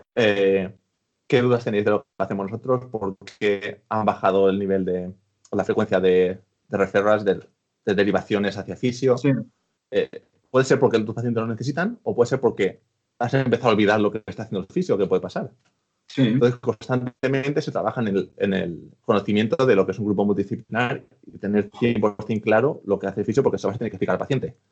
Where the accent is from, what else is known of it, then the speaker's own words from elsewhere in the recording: Spain; moved away as an adult; now in United Kingdom; yo que soy español